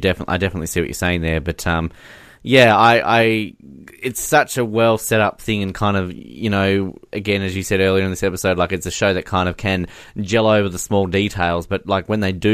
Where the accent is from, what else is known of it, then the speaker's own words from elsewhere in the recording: Australia; I'm Australian too